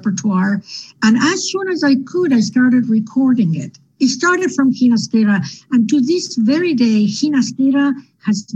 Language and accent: English; Uruguay; moved away as an adult; also born or lived in Houston; I was born and raised in Uruguay. I finished high school there